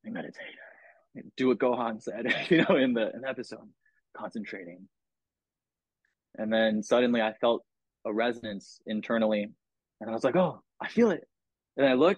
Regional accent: San Diego, California, United States; I'm from San Diego, you know, Southern California

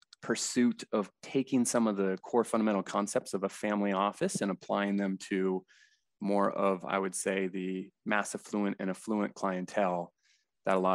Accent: San Diego, California, United States; Born and raised in San Diego, still located here

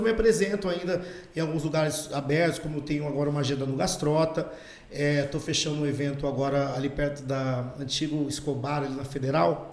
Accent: Campo Grande, Mato Grosso do Sul, Brazil; é minha terra, é onde eu, onde eu cresci

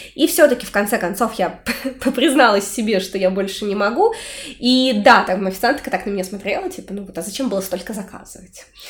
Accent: Orenburg, Orenburg Oblast, Russia; born or raised there; now in Saint Petersburg, Russia

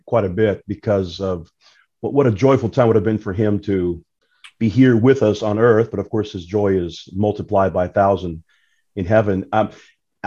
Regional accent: Brazil; moved away; I am from Brazil

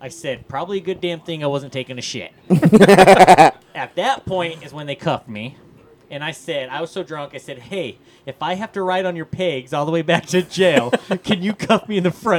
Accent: Park, Kansas, United States; We're from Park, Kansas.

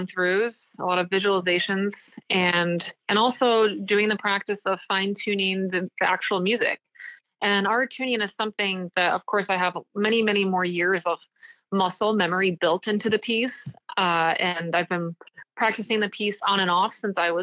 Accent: Chicagoland suburbs, Illinois, United States; I grew up in the Chicagoland suburbs

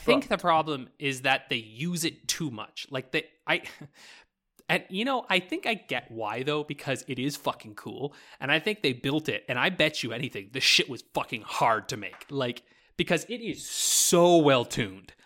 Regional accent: New Brunswick, Canada; now in Alberta, Canada; when I grew up in New Brunswick

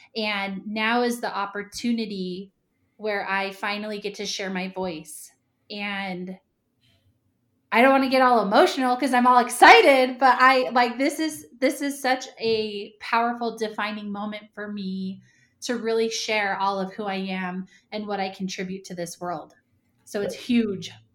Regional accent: Ramona, California, United States; moved away as an adult; also born or lived in Point Loma, San Diego / Provo, Utah; I grew up in Ramona, California

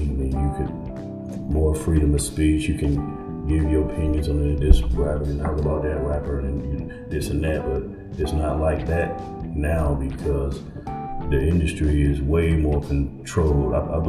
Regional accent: California, United States; I came here from California, so I was exposed to a lot with the industry

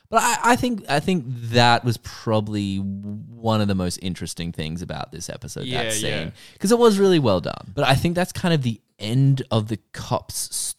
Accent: Ireland; I'm Irish.

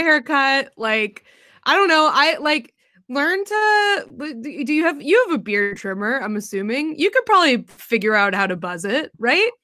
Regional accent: New Hampshire, United States; I'm from New Hampshire, which is incredibly small

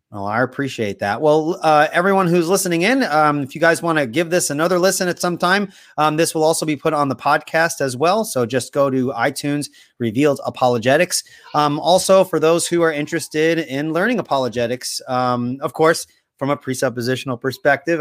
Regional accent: Puerto Rico; I'm Puerto Rican and I speak no Spanish

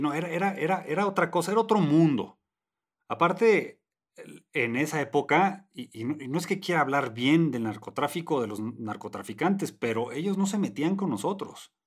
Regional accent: Tijuana, Baja California, Mexico; moved away; si me hubiera quedado en Tijuana

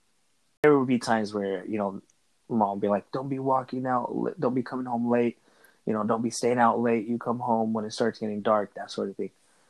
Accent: Los Angeles, California, United States; moved away; also born or lived in Echo Park; I lived in East LA, growing up in East LA.

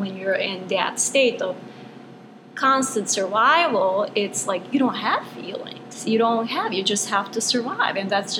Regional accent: Bosnia & Herzegovina; English is a second language; moved away as an adult; now in United States; Okay, so I grew up in Bosnia. I grew up in semi-communism.

